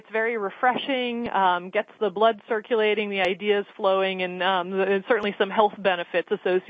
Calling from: Boston, Massachusetts, United States; I'm calling from the offices of Conservation Law Foundation in Boston in downtown Crossing neighborhood.

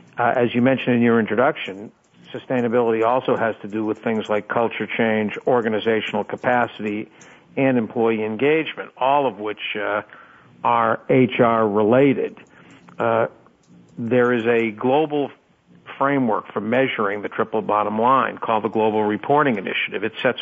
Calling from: Boston, Massachusetts, United States; I'm in Boston, where the temperature has dropped again under 50 degrees.

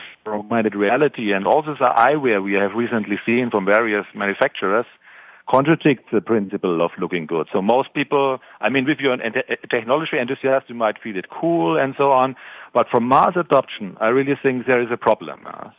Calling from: Munich, Bavaria, Germany; Yeah, so I'm calling from Munich in Germany as well.

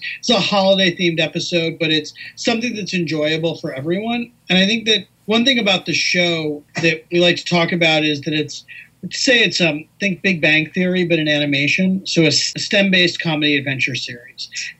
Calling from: Los Angeles, California, United States; I'm also in Los Angeles as well. So, we could have done this in person. I'm here in lovely, sunny Southern California.

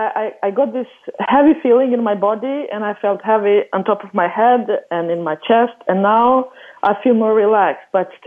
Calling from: Sweden; I'm calling from Sweden.

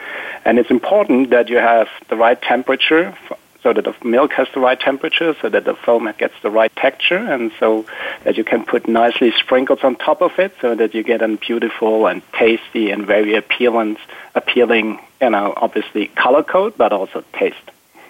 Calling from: Sleepy Hollow, New York, United States; I'm calling in actually today from Sleepy Hollow, New York, the home of the Endless Horseman

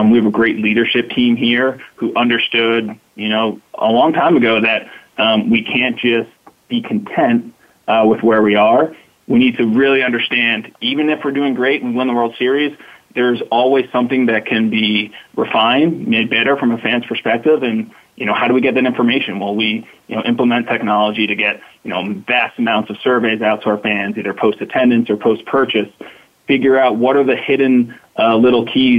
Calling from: Bronx, New York, United States; So I'm calling from the Bronx in New York, the home of the New York Yankees.

